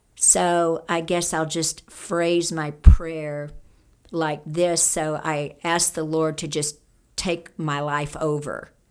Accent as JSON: {"language": "English", "area": "Cajun", "region": "Louisiana", "country": "United States", "said": "I'm a Cajun"}